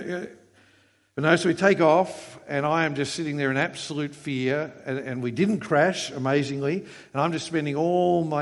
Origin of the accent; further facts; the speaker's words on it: Queensland, Australia; I come from Queensland.